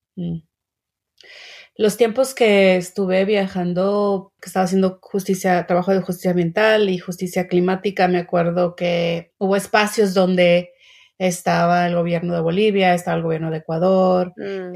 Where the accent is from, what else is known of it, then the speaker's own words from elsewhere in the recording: Mexico; now in United States; Yo soy migrante mexicana